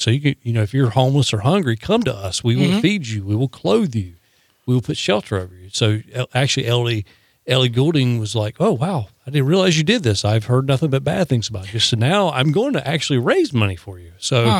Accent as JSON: {"language": "English", "region": "the South", "country": "United States", "said": "Yeah, but here's the funny thing. I'm a Southerner. You're a Southerner."}